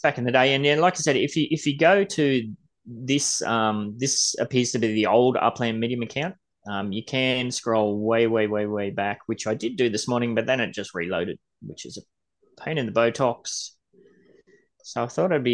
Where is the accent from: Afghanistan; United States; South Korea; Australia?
Australia; Gold Coast, Queensland; I'm from the Gold Coast.